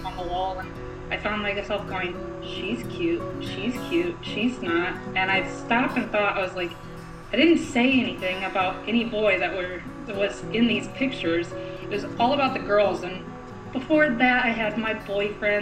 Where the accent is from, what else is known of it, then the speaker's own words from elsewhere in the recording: Central Illinois, United States; moved away as an adult; now in New York City, United States; I'm originally from the Midwest, Central Illinois to be exact, of a tiny farming community, about 1,300 people